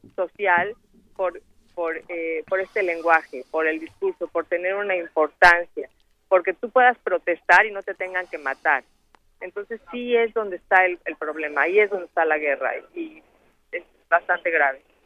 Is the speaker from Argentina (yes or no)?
no; Mexico; moved away